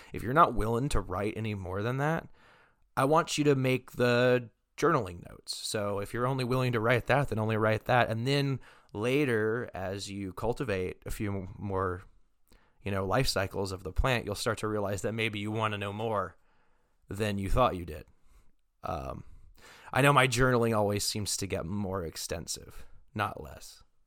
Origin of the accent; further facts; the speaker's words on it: Texas, United States; now in Oregon, United States; I am not originally from Oregon. However, I was born in Texas